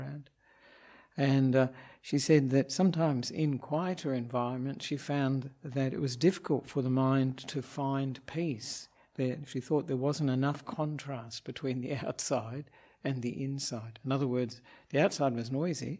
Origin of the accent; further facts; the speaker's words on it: Australia; moved away as an adult; also born or lived in Perth, Western Australia; now in Sri Lanka; I'm an Australian Buddhist monk